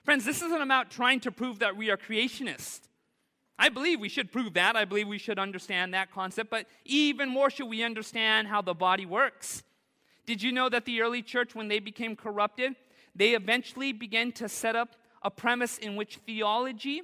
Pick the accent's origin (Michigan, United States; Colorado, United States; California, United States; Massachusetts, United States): California, United States; Southern; I grew up in Southern California